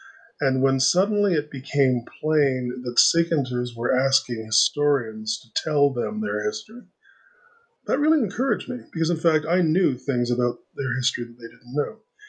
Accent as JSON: {"language": "English", "country": "Canada", "said": "And although I am a Canadian liberal, which means that you would regard me as being a left-wing Democrat"}